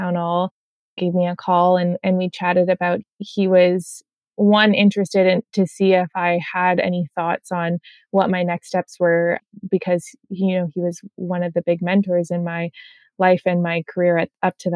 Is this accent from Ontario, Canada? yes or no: yes; Southern Ontario, Canada; I grew up in Southern Ontario.